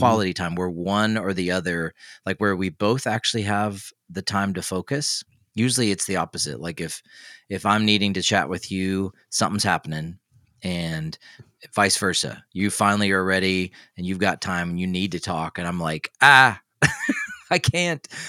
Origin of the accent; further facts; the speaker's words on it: Tennessee, United States; moved away; I'm from Tennessee, so we say root